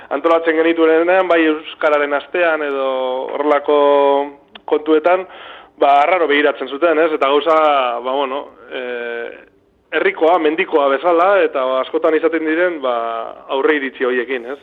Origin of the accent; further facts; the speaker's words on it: Bilbao, Basque Country, Spain; now in Dima, Spain; ni bilbotarra naiz, e, bilbon egin dute bizitza gehiena, naiz eta orain diman bizi zen